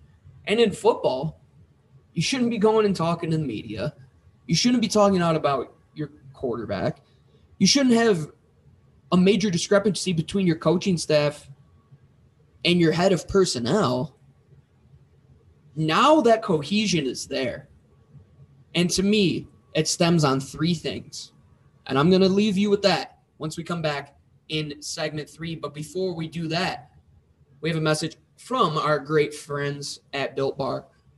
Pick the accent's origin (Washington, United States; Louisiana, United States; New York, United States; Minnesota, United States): New York, United States; Growing up in Western New York, I was always against them.